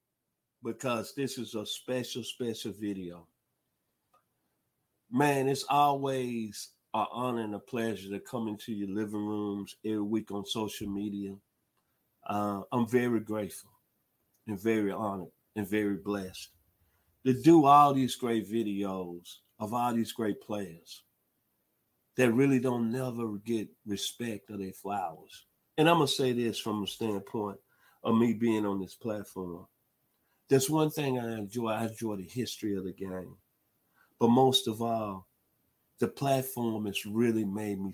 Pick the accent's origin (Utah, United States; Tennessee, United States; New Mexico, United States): Tennessee, United States; Memphis; my hometown of Memphis, Tennessee